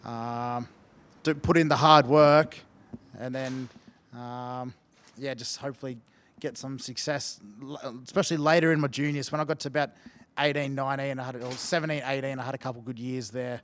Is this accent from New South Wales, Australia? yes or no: no; Toowoomba, Queensland, Australia; moved away as an adult; also born or lived in Brisbane / Melbourne; now in Salford, United Kingdom; I moved from Toowoomba to Brisbane for my last 2 years of school